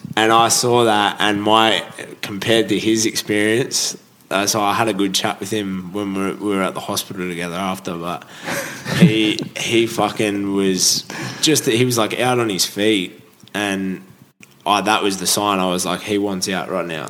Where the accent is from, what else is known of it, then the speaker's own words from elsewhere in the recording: Holgate, New South Wales, Australia; I grew up on the Central Coast, uh, Holgate, Central